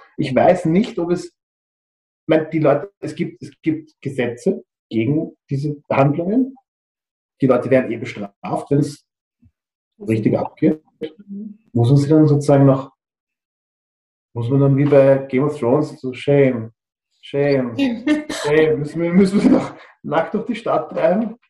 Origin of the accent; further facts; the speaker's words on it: Austria; wie man sagt bei uns in Österreich